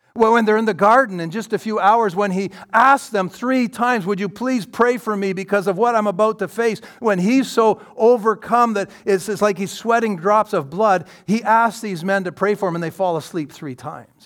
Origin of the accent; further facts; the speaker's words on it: London, Ontario, Canada; I'm from London, Ontario